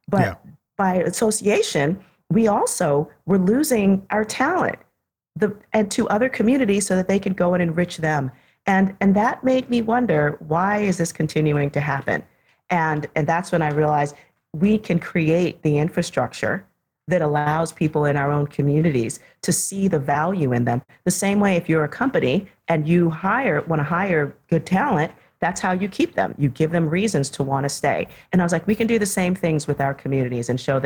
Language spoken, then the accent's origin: English; New York City, New York, United States; I was one of the kids growing up in the South Bronx in the 1970s and early 80s